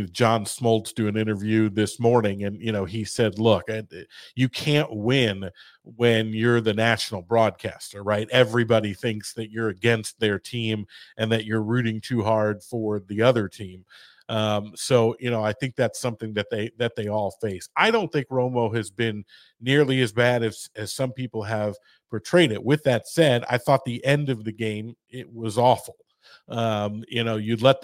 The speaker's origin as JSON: {"language": "English", "town": "St. Louis", "region": "Missouri", "country": "United States", "said": "I'm from St. Louis"}